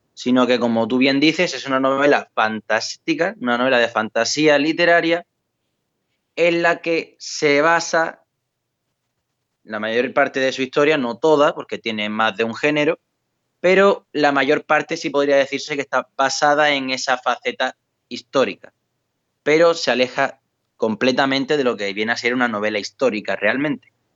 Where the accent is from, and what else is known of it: Valverde del Camino, Andalusia, Spain; born or raised there